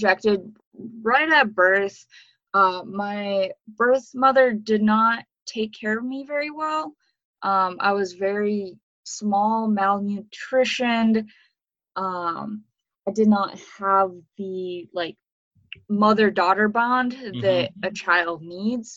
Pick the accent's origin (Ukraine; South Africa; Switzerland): Ukraine; moved away; I was born in Ukraine in 1997